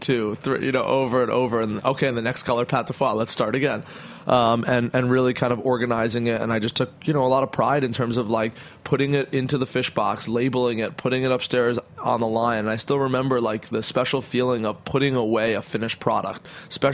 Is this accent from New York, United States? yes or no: yes; Hudson Valley, New York, United States; also born or lived in Brooklyn, New York; we lived up in the Hudson Valley because when I was about 8, we moved up to Hudson Valley from Brooklyn